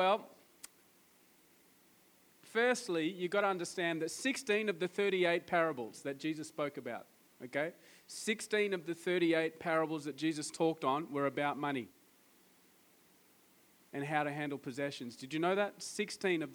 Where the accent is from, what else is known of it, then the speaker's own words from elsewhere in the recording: Australia; I'm from Australia